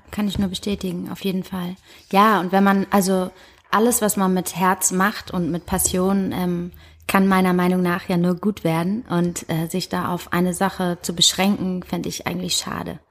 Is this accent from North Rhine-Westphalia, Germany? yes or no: no; Heidelberg, Baden-Württemberg, Germany; moved away as an adult; also born or lived in Hamburg; now in Berlin, Germany; ich bin in Heidelberg geboren